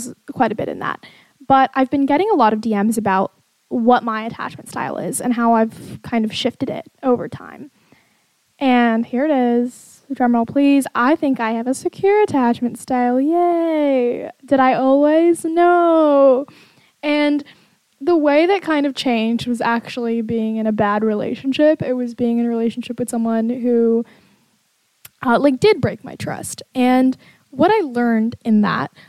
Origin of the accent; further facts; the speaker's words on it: California, United States; I'm a 22-year-old who was born in California